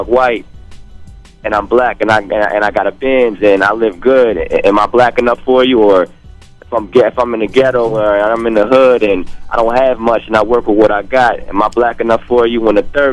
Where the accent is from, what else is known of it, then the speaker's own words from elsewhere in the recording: Chicago, Illinois, United States; I'm from Chicago